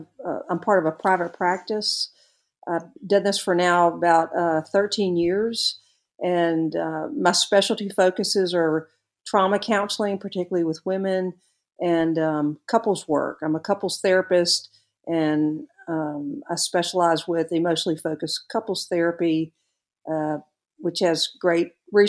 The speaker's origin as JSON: {"language": "English", "town": "Birmingham", "region": "Alabama", "country": "United States", "also_born_or_lived": "Tuscaloosa, Alabama", "said": "I'm originally from Birmingham, Alabama, and I attended the capstone known as the University of Alabama, and was there for 4 years."}